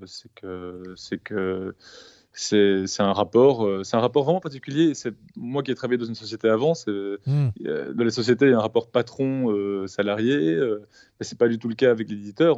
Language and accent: French; Belgium; je suis belge